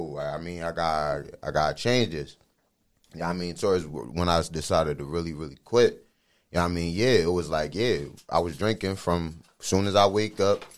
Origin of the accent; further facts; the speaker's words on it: Philadelphia, Pennsylvania, United States; moved away; also born or lived in Darby / Folcroft; I'm originally from West Philly.